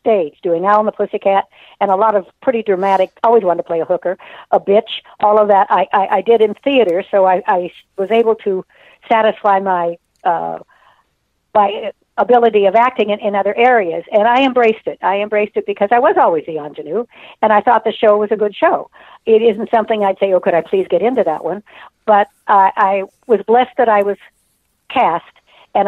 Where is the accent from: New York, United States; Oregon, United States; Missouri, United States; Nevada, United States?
Nevada, United States; I grew up in Nevada